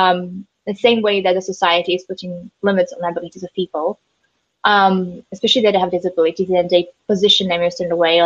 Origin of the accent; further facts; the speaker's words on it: Slovakia; we're from Slovakia, Central Europe